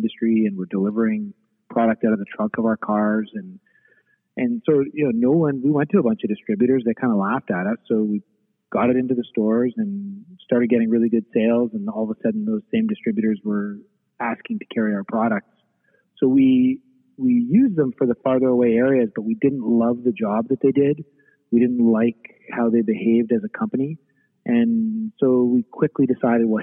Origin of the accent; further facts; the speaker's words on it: Eastern Canada, Canada; moved away as an adult; now in Western Canada; I grew up in Eastern Canada